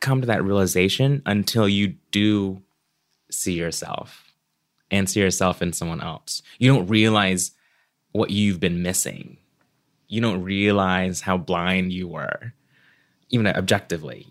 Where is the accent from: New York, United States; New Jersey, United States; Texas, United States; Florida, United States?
Florida, United States; Orlando; born or raised there; also born or lived in Cebu, Philippines